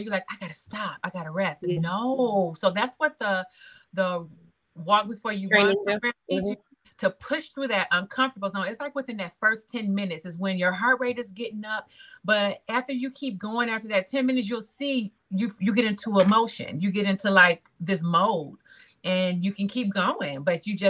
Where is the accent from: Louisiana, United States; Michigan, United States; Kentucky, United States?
Michigan, United States; Detroit; moved away as an adult; now in North Carolina, United States; Born and raised in Detroit